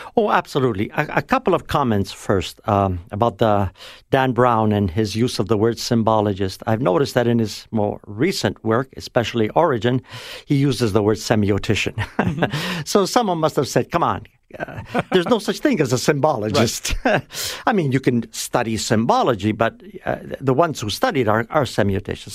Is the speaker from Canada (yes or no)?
yes; Toronto, Ontario, Canada; also born or lived in Italy; I was brought over after the war in 1948